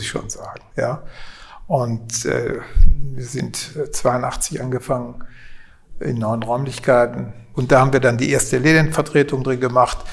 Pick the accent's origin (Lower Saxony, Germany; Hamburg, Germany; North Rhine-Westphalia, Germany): North Rhine-Westphalia, Germany; Kleve; ich bin hier aufgewachsen, auf Zedem aufgewachsen